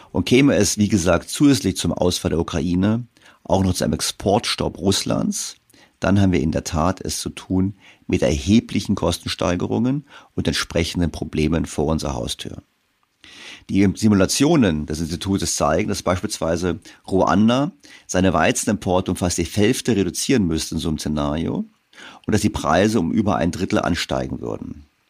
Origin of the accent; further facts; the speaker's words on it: Germany; wir Deutsche